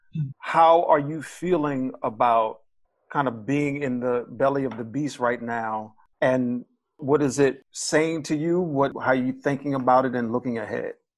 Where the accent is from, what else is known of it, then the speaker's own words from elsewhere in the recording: Baltimore, Maryland, United States; I'm from Baltimore, Maryland